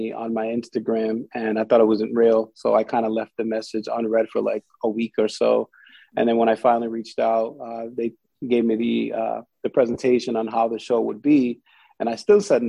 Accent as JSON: {"language": "English", "town": "Providence", "region": "Rhode Island", "country": "United States", "moved": "as an adult", "lives_now": "San Diego, United States", "said": "I'm from Providence, Rhode Island, stationed right now in San Diego, California."}